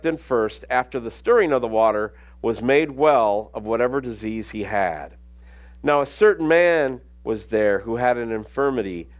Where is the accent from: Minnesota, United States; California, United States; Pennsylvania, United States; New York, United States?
Minnesota, United States; also born or lived in Alabama; now in Abilene, United States; I grew up in Minnesota